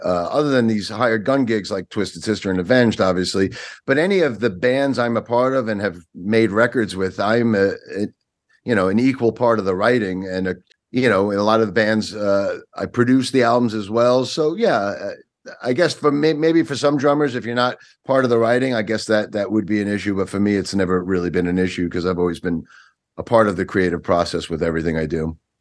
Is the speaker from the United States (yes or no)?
yes; Long Island, New York, United States; moved away as an adult; now in Pennsylvania, United States; I grew up in New York, Long Island for thirty-something years, but I've been here in Pennsylvania for about twenty years now